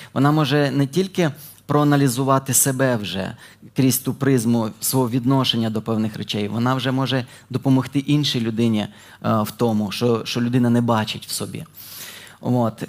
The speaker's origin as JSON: {"language": "Ukrainian", "region": "Dnipropetrovsk Oblast", "country": "Ukraine", "tie": "born or raised there", "moved": "as an adult", "lives_now": "Ternopil, Ukraine", "said": "Я народився на Дніпропетровщині, але служу вже 5 років в Тернополі."}